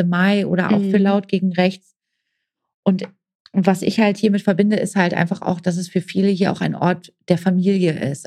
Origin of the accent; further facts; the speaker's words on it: Oldenburg, Lower Saxony, Germany; moved away as an adult; now in Gelsenkirchen, Germany; komme gebürtig aus Oldenburg, äh, wohne jetzt seit 2011 in Gelsenkirchen